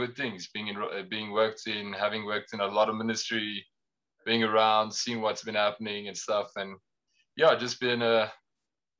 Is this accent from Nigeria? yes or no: no; Pretoria, Gauteng, South Africa; I was born and raised in Pretoria